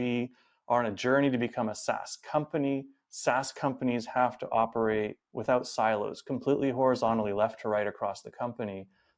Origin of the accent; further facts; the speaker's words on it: Vancouver, British Columbia, Canada; now in San Francisco Bay Area, United States; So I am originally from Vancouver, Canada, and currently based here in the SF Bay Area.